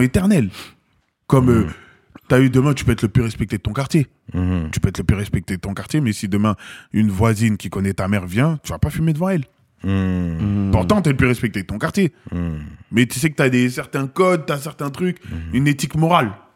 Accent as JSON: {"language": "French", "area": "Seine-Saint-Denis", "region": "Île-de-France", "country": "France", "tie": "born or raised there", "also_born_or_lived": "Paris", "said": "j'ai grandi dans le 93"}